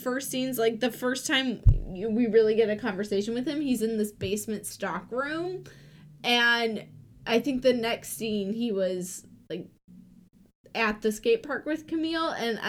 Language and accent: English; Minnesota, United States; I'm from Minnesota